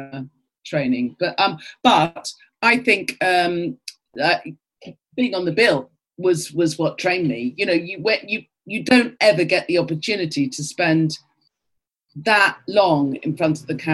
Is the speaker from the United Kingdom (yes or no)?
yes; London, United Kingdom; I was brought up in Archway